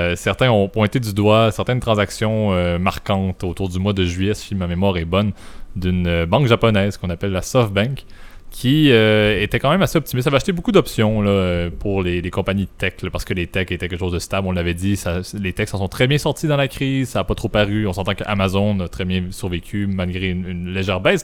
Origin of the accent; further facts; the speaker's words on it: Canada; je suis Canadien